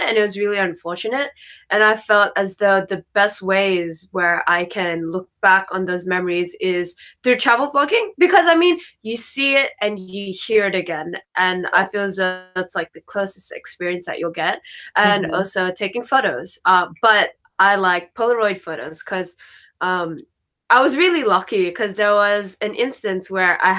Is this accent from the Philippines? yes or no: yes; Philippines; also born or lived in Japan; I'm fully Filipino